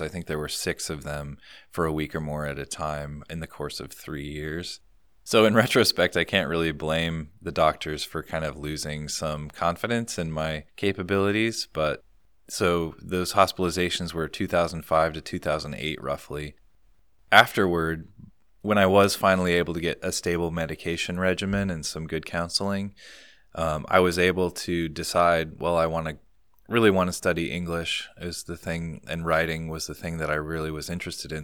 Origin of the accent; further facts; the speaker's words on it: Ames, Iowa, United States; moved away as an adult; I'm from Ames, Iowa originally